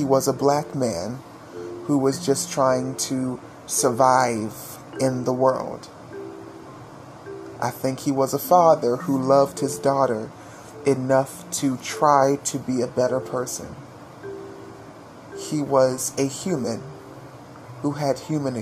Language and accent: English; Fayette County, West Virginia, United States; moved away; I was in my hometown of Fayette County, West Virginia